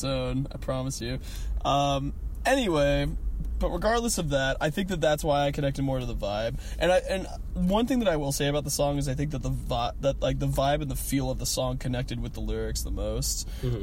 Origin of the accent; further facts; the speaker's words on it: the Northwest, Pacific Northwest, United States; In the Northwest